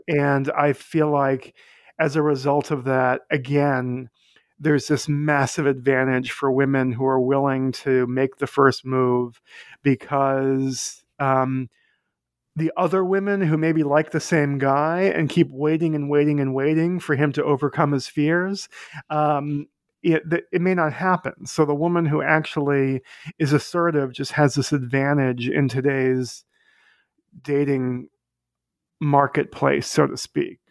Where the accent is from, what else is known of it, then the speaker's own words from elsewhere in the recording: Boston, Massachusetts, United States; now in New York, United States; I live in New York. I grew up in Boston.